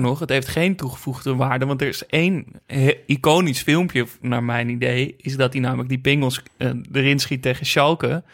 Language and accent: Dutch; Netherlands; dat ik uit Nederland kwam